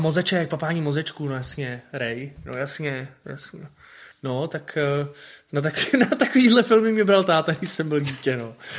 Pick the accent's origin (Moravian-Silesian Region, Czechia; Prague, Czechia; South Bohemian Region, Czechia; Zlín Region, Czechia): Prague, Czechia; já jsem bydlel vlastně v Londýnský, z druhé strany, že jo, na Bělehradský byla radost a tam já jsem chodil prostě do videopůjčovny od, od dětství